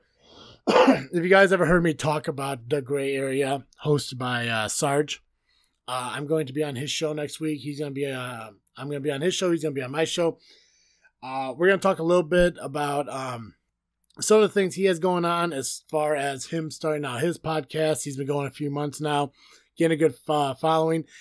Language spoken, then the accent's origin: English; United States; being an American